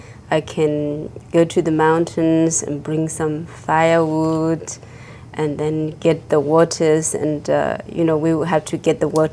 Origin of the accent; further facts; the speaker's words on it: Tibet, China; English is a second language; moved away as an adult; also born or lived in India; I was born in Tibet and grew up in Tibet